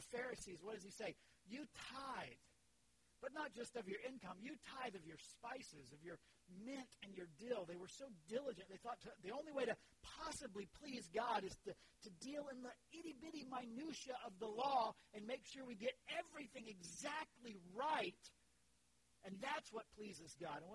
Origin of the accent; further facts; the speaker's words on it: Leesburg, Florida, United States; I grew up in Central Florida, in Leesburg, in a farming area